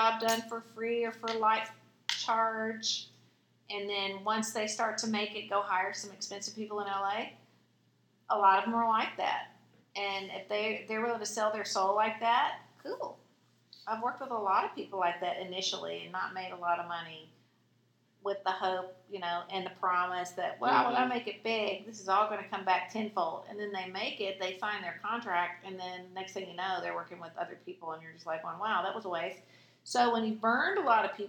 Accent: Nashville, Tennessee, United States; also born or lived in Oxford, Mississippi; people made fun of me because I was from Nashville

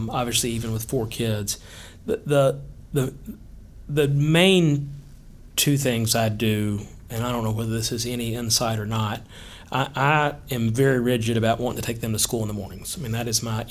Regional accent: Hendersonville, Tennessee, United States; I grew up in Hendersonville, born and raised.

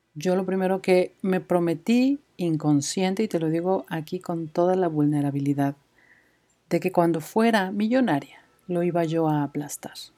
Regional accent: Mexico City, Mexico; moved away as an adult; now in Guadalajara, Mexico; soy de Ciudad de México

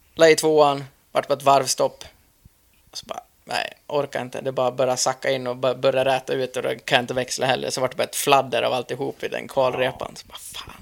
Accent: Dalarna County, Sweden; hemma i Dalarna

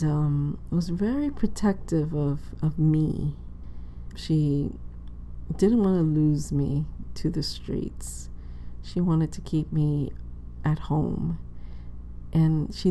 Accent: New York City, New York, United States; I grew up in Inwood, which is the northern tip of Manhattan.

